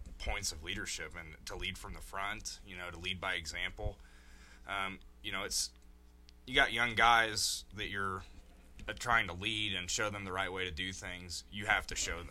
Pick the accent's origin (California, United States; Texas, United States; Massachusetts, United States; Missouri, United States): Missouri, United States; moved away as an adult; I'm from Missouri, small town. Grew up in a small town